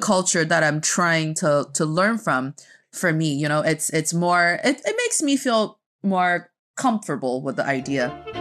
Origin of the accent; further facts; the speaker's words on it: Northeast China, China; I grew up in China